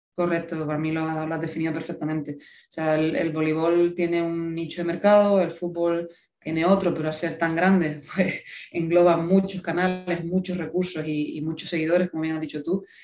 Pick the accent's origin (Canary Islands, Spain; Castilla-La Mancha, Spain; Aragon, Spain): Canary Islands, Spain; Gran Canaria; moved away as an adult; now in Seville, Spain; yo soy de Gran Canaria